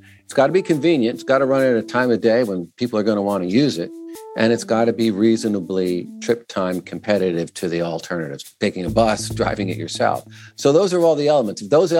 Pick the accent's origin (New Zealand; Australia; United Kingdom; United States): United States; Connecticut; I grew up in Connecticut, so I grew up riding the train to and from New York and to and from Boston